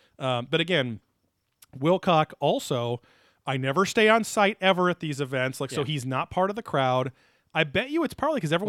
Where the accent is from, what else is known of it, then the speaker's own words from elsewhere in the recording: Florida, United States; I am from Florida.